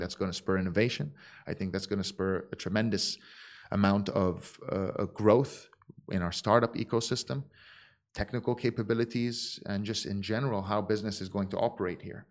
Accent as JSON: {"language": "English", "region": "Dubai", "country": "United Arab Emirates", "tie": "born or raised there", "also_born_or_lived": "Abu Dhabi", "said": "I was born in Abu Dhabi. I was raised in Dubai"}